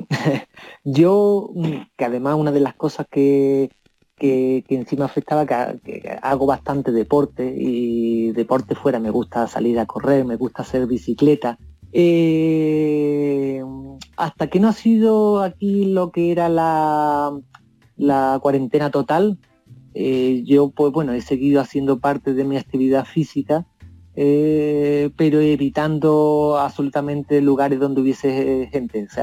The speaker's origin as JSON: {"language": "Spanish", "town": "Ardales", "region": "Andalusia", "country": "Spain", "moved": "yes", "lives_now": "Chile", "said": "mi pueblo, por Ardales."}